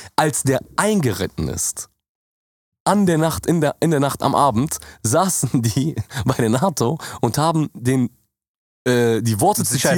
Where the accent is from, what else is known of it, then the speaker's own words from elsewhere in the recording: Jordan; now in Germany; bei uns in Jordanien